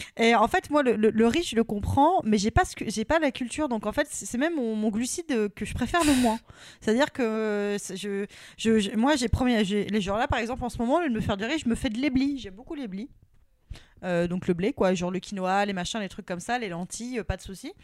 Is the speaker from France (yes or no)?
yes; Normandy, France; now in Paris, France; je suis normande